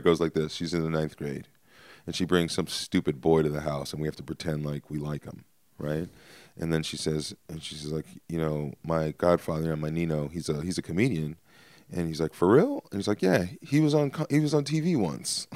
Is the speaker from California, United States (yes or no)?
yes; Stockton, California, United States; I'm from Stockton